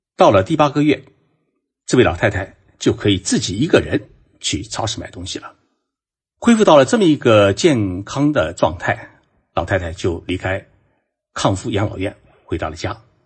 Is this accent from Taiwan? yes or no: no; China; 我们中国人呢，是善于找干业，找市场，把蛋糕做大